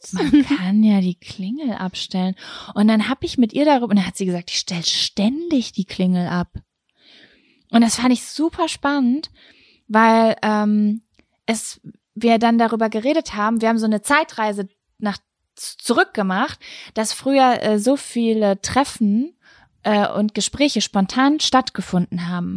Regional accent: Lübbecke, North Rhine-Westphalia, Germany; moved away; Ich war die letzten drei, vier Tage in Lübbecke, meine Heimatstadt, bei meiner Mama

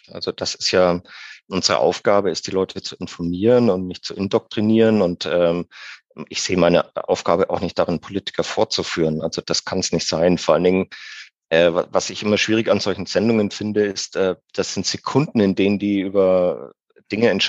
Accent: Bavaria, Germany; Ich bin allerdings auch leidensfähig. Ich bin Franke. Insofern könnte ich jetzt äh, sagen, ich habe mit Nürnberg überhaupt keine Probleme.

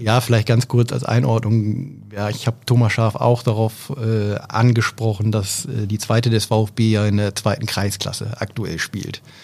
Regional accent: Oldenburg, Lower Saxony, Germany; als äh, Oldenburger

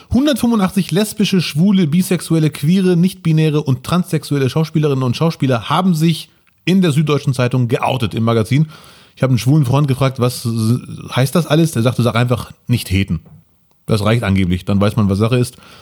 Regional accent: Bielefeld, North Rhine-Westphalia, Germany; als Bielefelder und als Migrantenkind

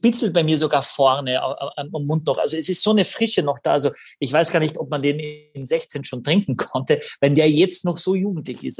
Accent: Carinthia, Austria; accent: Carinthian; moved away; Das ist mein, mein Ursprung, meine Heimat. Ja. Und da bin ich wahnsinnig stolz, dass ich dort her bin.

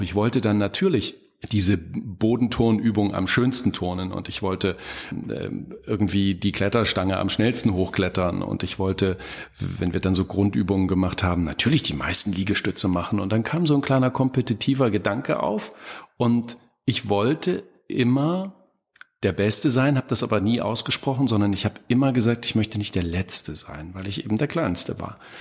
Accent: Apolda, Thuringia, Germany; moved away; in meiner Heimatstadt Apolda, mitten in Thüringen

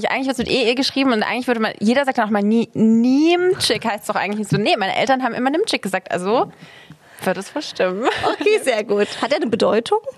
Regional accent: Southern Germany, Germany; wie man bei uns im Süden sagt.

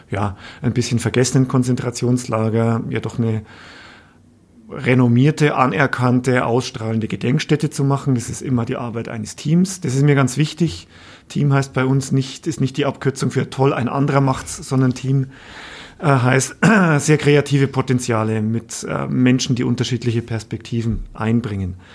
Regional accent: Bavaria, Germany; ich bin gebürtiger Oberpfälzer, ich komme aus der Gegend.

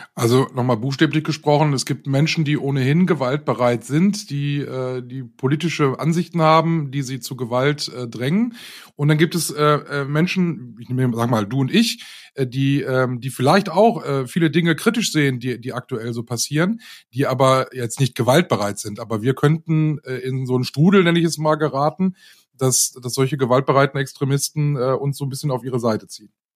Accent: North Rhine-Westphalia, Germany; bei uns in NRW

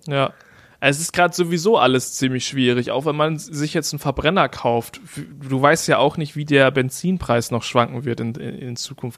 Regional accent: East Frisia, Lower Saxony, Germany; moved away; in meiner Heimatstadt

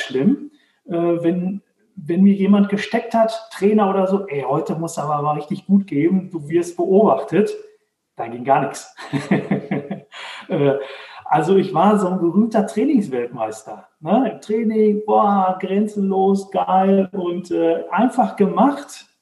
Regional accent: Dortmund, North Rhine-Westphalia, Germany; now in Herdecke, Germany; ich komme aus, äh, aus Dortmund, wohne jetzt in Herdecke, ist direkt nebenan.

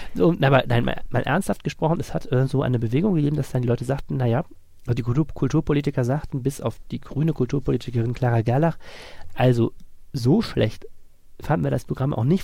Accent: Germany

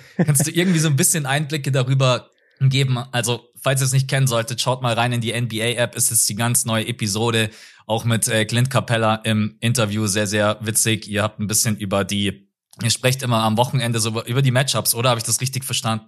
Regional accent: Bavaria, Germany; bei uns in Bayern

